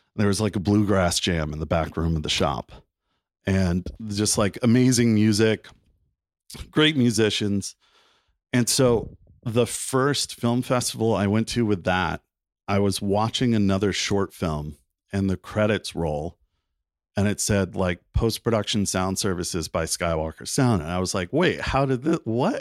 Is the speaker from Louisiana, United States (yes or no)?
no; Wilmington, North Carolina, United States; moved away as an adult; also born or lived in South Bend, Indiana; now in Napa, United States; I was the only one born in Indiana, but I lived most of my life in, in Wilmington, North Carolina.